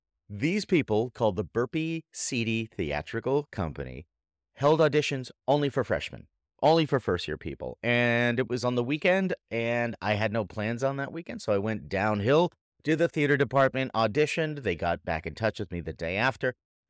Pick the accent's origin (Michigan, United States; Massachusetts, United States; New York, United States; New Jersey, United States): Massachusetts, United States; born there; So here's my story. I was born in Massachusetts, eastern part of America, and went to high school